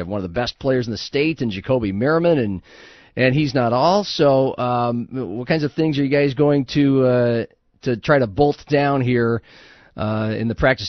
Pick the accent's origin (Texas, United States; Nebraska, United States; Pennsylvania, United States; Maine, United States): Nebraska, United States; now in South Dakota, United States; I'm from Nebraska.